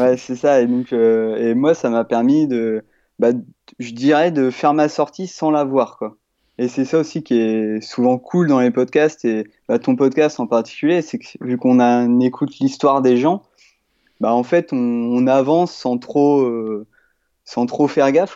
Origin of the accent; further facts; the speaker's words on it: Normandy, France; j'ai 29 ans, je suis normand.